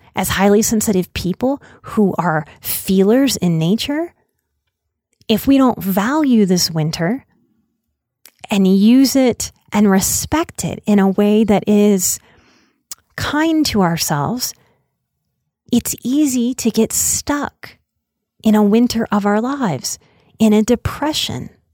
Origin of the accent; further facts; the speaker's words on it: outside of New Orleans, Louisiana, United States; moved away; growing up outside of New Orleans